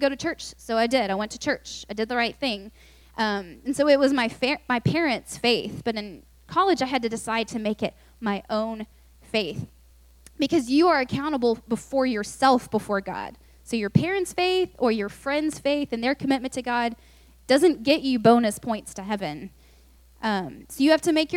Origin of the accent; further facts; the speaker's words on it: Lubbock, Texas, United States; also born or lived in Austin; I just moved to UT, and I'm from Lubbock, so I knew no one, because no one from Lubbock usually goes to UT